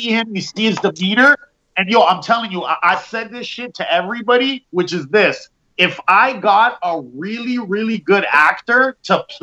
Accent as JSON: {"language": "English", "country": "Canada", "said": "you guys are American, but I'm Canadian."}